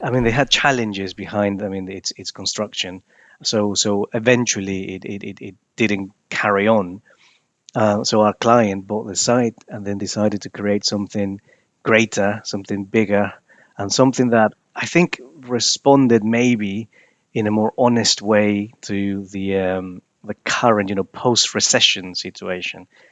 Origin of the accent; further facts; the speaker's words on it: Peru; moved away as an adult; now in United Kingdom; I was born in Peru. I moved to the U K in two thousand and nine.